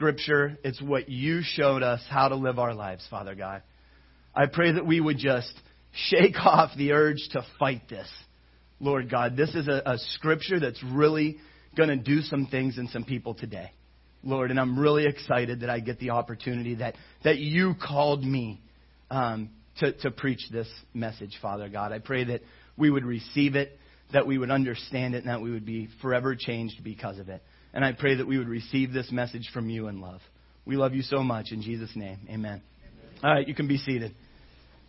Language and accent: English; Ohio, United States; moved away; I come from Ohio, and I came from a church there